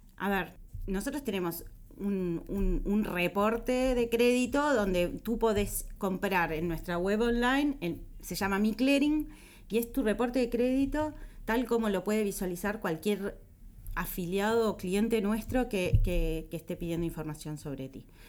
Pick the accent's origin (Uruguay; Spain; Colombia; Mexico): Uruguay; Como uruguaya yo me siento súper orgullosa de ser uruguaya